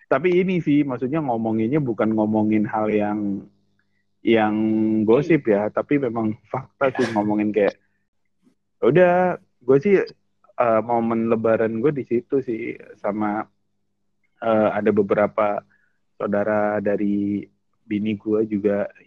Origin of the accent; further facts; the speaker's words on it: Indramayu, West Java, Indonesia; apalagi di daerah gua kan panjang tuh Indramayu itu panjang iya. bro dari ujung ke ujungnya